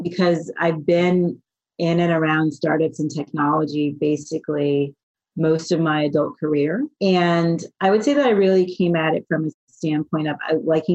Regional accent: Florida, United States; moved away as an adult; also born or lived in Miami; now in San Francisco, United States; I grew up in Florida in a small, very rural town where you would not expect anyone to end up in venture capital

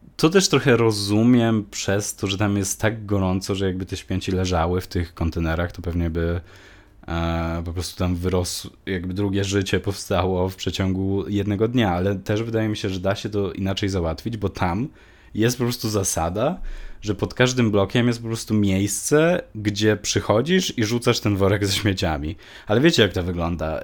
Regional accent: Poland; moved away; also born or lived in Malta; wróciłem do Polski

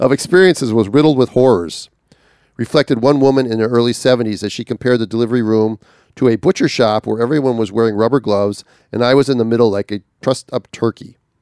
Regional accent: northern Minnesota, United States; northern Minnesota because it was, it's my home state

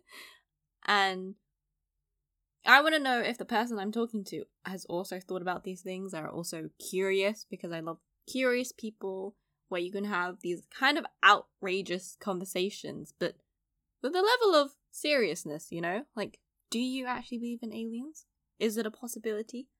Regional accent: London, United Kingdom; I grew up in East London, so, you know, fairly multicultural.

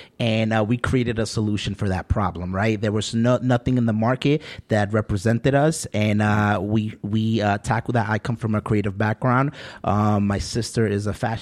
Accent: New York City, New York, United States; I was born and raised in the Bronx

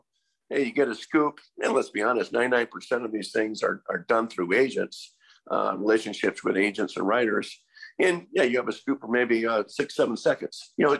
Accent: Texas, United States; born there; also born or lived in Columbus; My dad was Air Force. So we moved every 3-4 years. So, you know, for instance, I was born in Texas and lived there for 6 weeks. You know, then moved on to Columbus and then bounced around.

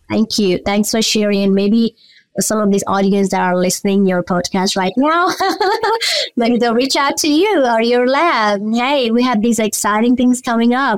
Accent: Nepal; moved away; I'm from Nepal as well

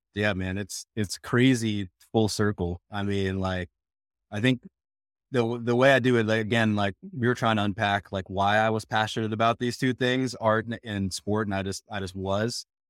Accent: Minneapolis, Minnesota, United States; moved away as an adult; also born or lived in Rhode Island / Wisconsin; now in Portland, United States; I, I grew up in, in Minneapolis

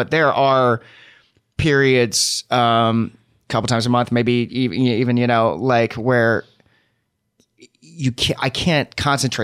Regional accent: Ohio, United States; moved away as an adult; also born or lived in Oklahoma; now in New York, United States; I grew up in Ohio

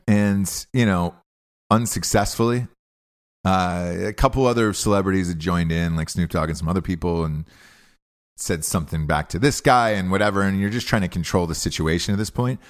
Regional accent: Atlanta, Georgia, United States; moved away; I'm from Atlanta, uh, originally

